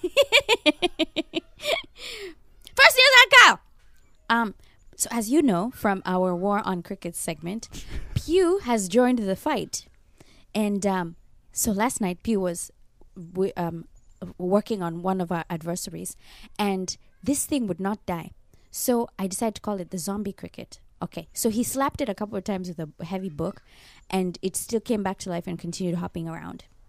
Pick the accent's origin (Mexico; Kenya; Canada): Kenya; now in Japan; Growing up in Kenya, I was very religious